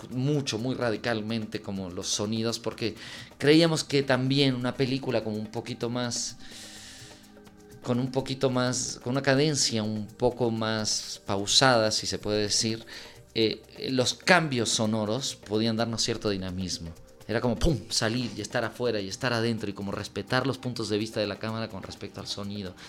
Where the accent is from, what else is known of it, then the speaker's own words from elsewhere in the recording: Mexico; also born or lived in Uruguay; tanto Laura como yo nacimos en Uruguay. Yo llegué a los nueve años a México, me crié en México, me formé como cineasta aquí